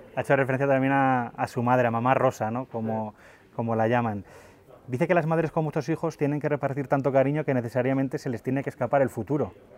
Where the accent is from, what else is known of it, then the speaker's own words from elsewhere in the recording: Zaragoza, Aragon, Spain; yo soy de Zaragoza